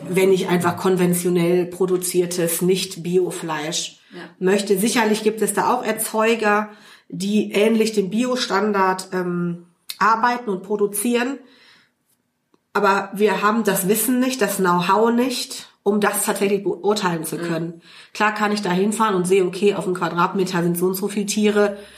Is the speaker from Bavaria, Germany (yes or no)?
no; Cologne, North Rhine-Westphalia, Germany; Also ich bin äh, hier groß geworden, äh, bin seit meinem zweiten Lebensjahr Nippes, äh, gebürtige Kölnerin.